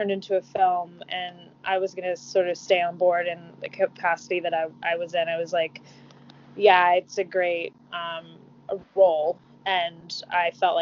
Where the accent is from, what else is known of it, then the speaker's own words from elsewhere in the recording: Mississippi, United States; I'm from the South, I'm from Mississippi